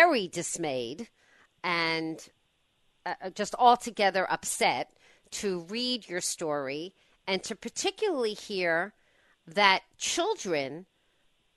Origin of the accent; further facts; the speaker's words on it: Westport, Connecticut, United States; Westport, my hometown